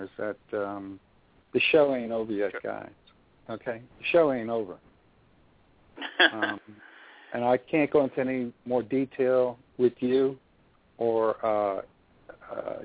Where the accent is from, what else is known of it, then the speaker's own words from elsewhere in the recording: New York City, New York, United States; now in Orlando, United States; I'm from New York City originally. I came here in Orlando.